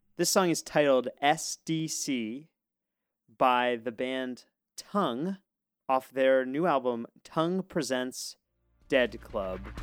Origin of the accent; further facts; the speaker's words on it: United States; as an American